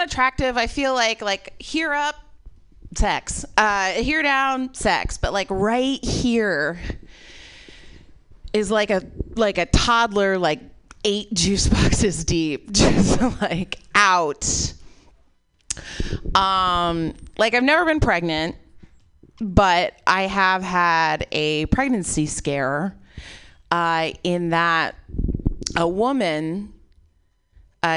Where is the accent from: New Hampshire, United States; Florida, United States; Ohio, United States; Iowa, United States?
Iowa, United States; also born or lived in Chicago; now in California, United States; I moved here from Chicago, but I'm originally from Iowa